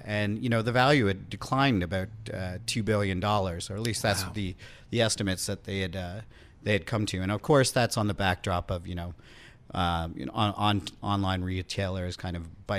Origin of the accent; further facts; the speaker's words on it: Canada; now in New York City, United States; I'm Canadian